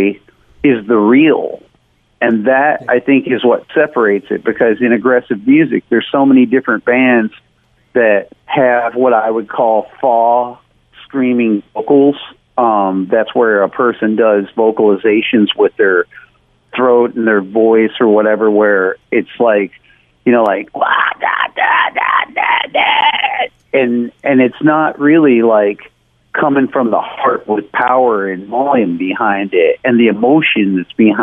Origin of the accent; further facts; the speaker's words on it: Nashville, Tennessee, United States; I grew up in Tennessee and in the outskirts of Nashville, and then later I moved down into Nashville